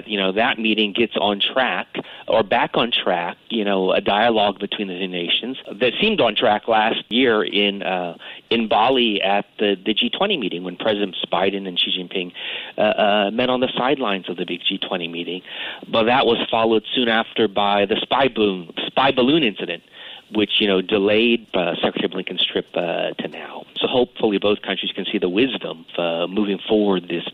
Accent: United States; I'm an American, people can't see me, but I'm American

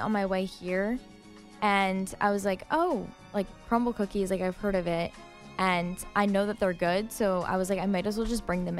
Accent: River Edge, New Jersey, United States; I am from River Edge, New Jersey, which is about 30 minutes from the city.

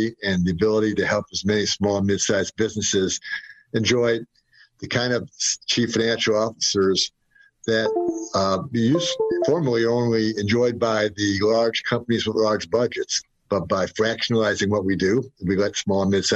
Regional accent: Detroit, Michigan, United States; moved away as an adult; also born or lived in Syracuse, New York / Philadelphia, Pennsylvania / Western Ohio / South Carolina; now in Florida, United States; I grew up in Detroit, Michigan, and moved around the country with a couple of large companies

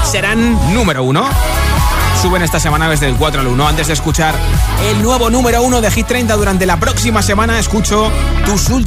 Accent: Zaragoza, Aragon, Spain; Hola, soy … de Zaragoza.

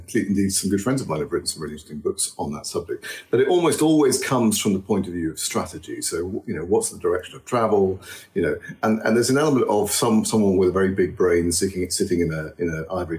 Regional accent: Egypt; also born or lived in Australia; I grew up in Egypt and Australia. I worked in Switzerland and the States.

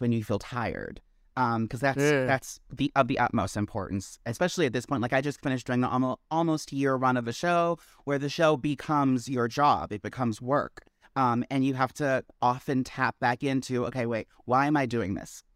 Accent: Maryland, United States; also born or lived in Washington, D.C.; now in New York, United States; I originated in Maryland.

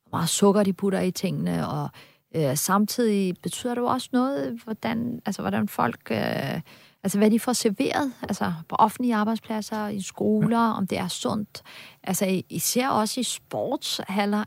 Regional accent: Denmark; det betyder bare pludselig rigtig meget for mig som dansker

